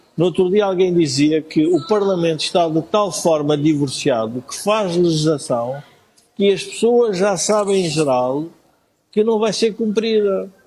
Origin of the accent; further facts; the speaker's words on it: Portugal; nós somos portugueses